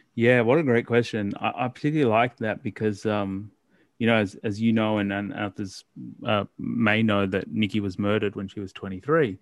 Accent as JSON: {"language": "English", "town": "Melbourne", "region": "Victoria", "country": "Australia", "tie": "born or raised there", "also_born_or_lived": "Ghaziabad, India / Port Lincoln, South Australia", "said": "I grew up primarily in Melbourne"}